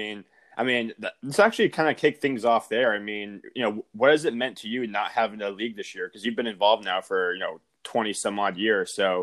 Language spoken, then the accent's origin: English; Cape Cod, Massachusetts, United States; me growing up on the Cape